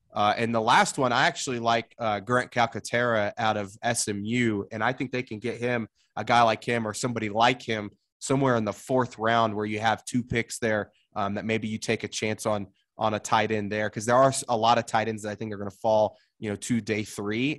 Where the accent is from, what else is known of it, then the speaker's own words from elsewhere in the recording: Oklahoma, United States; moved away; growing up in Oklahoma, they don't play hockey there